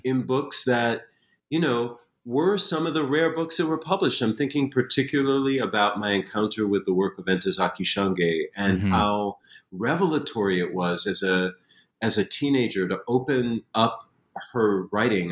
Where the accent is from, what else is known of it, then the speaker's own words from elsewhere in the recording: Springfield, Massachusetts, United States; I grew up in Springfield, Massachusetts